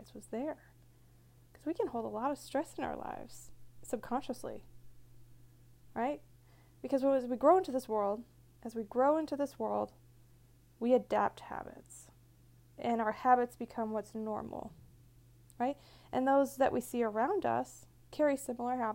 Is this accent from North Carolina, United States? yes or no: no; Michigan, United States; moved away; also born or lived in California; I grew up in Michigan